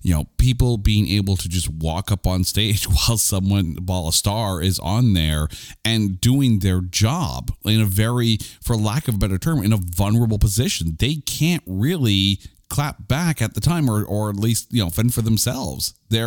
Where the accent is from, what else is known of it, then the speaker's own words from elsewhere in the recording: Canada; we are Canadian idiots in a basement with a microphone